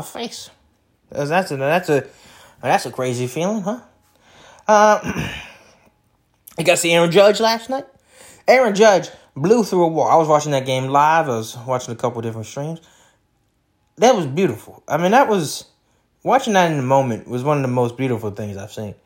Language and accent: English; Detroit, Michigan, United States; I'm from Detroit